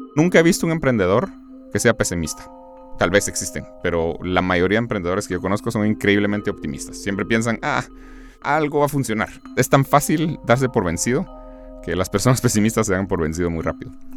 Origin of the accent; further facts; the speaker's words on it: Guatemala; now in United States; soy de Guatemala.